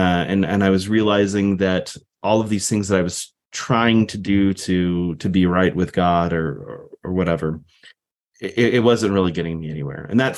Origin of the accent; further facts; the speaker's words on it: Texas, United States; I was raised in South Texas as a Navy brat.